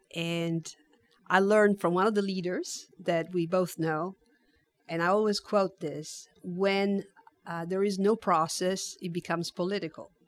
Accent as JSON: {"language": "English", "town": "Turin", "region": "Piedmont", "country": "Italy", "tie": "born or raised there", "also_born_or_lived": "Netherlands", "moved": "yes", "lives_now": "San Antonio, United States", "said": "I was born and raised in Italy, I lived in the Netherlands for a few years as a military dependent"}